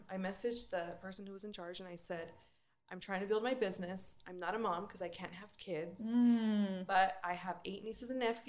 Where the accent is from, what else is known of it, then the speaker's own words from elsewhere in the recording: Bakersfield, California, United States; moved away as an adult; now in Colorado Springs, United States; I grew up in Bakersfield. All my family's there. I have 10 aunts and uncles. I have all my cousins and my church family.